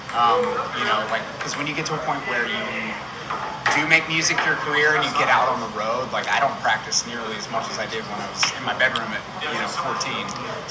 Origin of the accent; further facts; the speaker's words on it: Baltimore, Maryland, United States; I'm from Maryland, from Baltimore originally